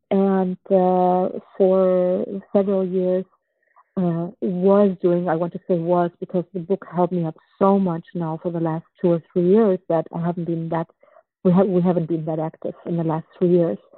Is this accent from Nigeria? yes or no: no; Germany; moved away; also born or lived in Czechoslovakia; since we escaped uh, Czechoslovakia when I was two, and I grew up in Germany and then in, in, different other countries